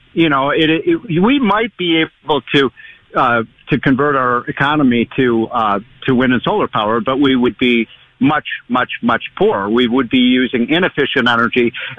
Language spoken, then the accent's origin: English; Chicago, Illinois, United States; I'm from Chicago.